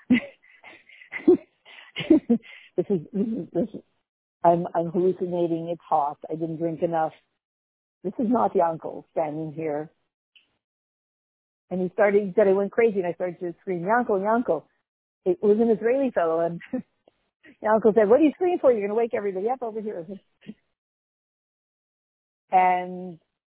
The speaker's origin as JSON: {"language": "English", "country": "Canada", "tie": "born or raised there", "said": "I'm from Canada"}